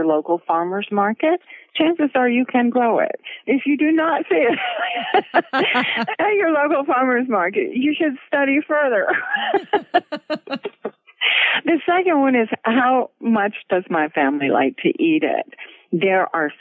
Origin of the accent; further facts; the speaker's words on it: Gulf Coast, United States; now in Floyd, Virginia, United States; I grew up on the Gulf Coast, so it was a difficult climate, but my dad had been from the Gulf Coast, from Mississippi, so he knew what